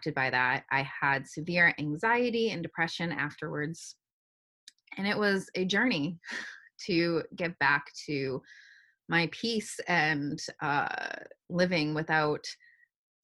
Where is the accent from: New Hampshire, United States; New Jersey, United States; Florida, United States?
New Hampshire, United States; moved away as an adult; now in Boston, United States; I grew up in a small neighborhood as part of the city, and then lived in New Hampshire for most of my childhood